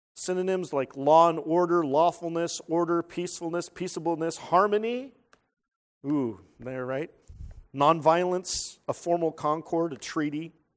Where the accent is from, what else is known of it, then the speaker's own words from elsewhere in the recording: San Jose, California, United States; moved away; the Winchester Mansion in San Jose, California. That's where I'm from